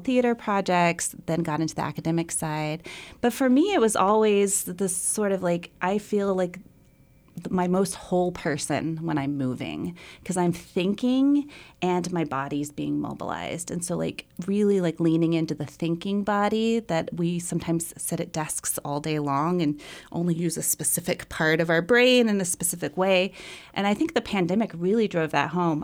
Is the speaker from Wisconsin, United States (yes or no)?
no; Fort Smith, Arkansas, United States; moved away as an adult; also born or lived in New York; I grew up in Fort Smith, Arkansas